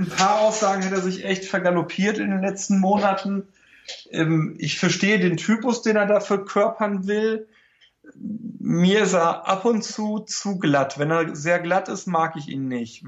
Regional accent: Germany; also born or lived in Lower Silesia, Poland; bei uns in Deutschland

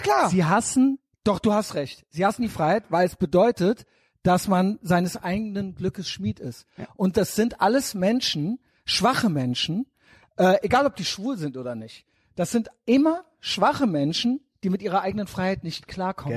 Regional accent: Germany; wir sind hier in Deutschland, wir sind Deutsche

